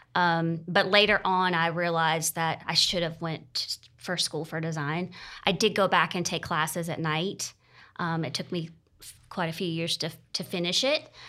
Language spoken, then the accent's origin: English; Greer, South Carolina, United States; also born or lived in Charleston, South Carolina; I am originally from Greer and moved back to the area about seven years ago after living in Charleston for fourteen years